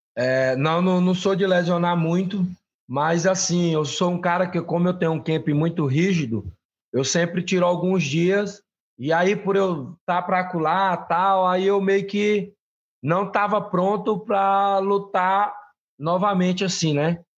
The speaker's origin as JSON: {"language": "Portuguese", "region": "Pará", "country": "Brazil", "moved": "yes", "said": "o meu estado, né? O meu, o meu, de onde eu venho"}